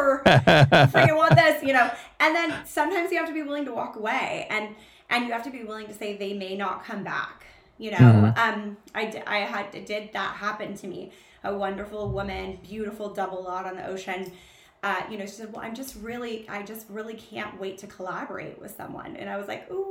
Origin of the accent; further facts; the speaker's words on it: Southern California, United States; I grew up in Southern California. I am a beach girl